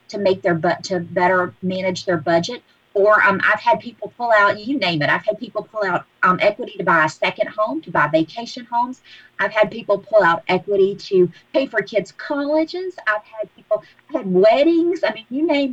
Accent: Hattiesburg, Mississippi, United States; moved away as an adult; also born or lived in Jackson, Mississippi; now in Murfreesboro, United States; I'm originally from South Mississippi. I grew up down outside of Hattiesburg

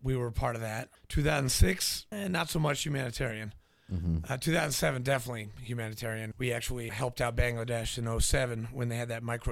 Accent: New Hampshire, United States; also born or lived in Nashville, Tennessee; I was born in Nashville, grew up in New Hampshire

